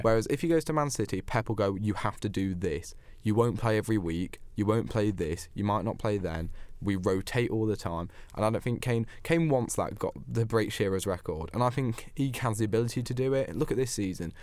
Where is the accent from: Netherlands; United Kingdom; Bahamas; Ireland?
United Kingdom; as a Brit